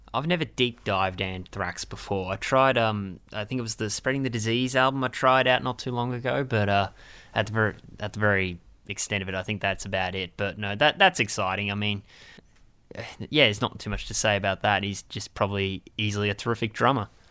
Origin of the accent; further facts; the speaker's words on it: Australia; we're Australian